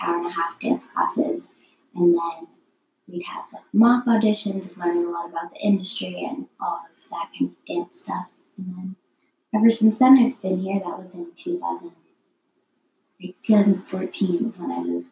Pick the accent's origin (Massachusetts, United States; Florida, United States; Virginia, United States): Massachusetts, United States; Somerville; now in New York City, United States; I grew up in Somerville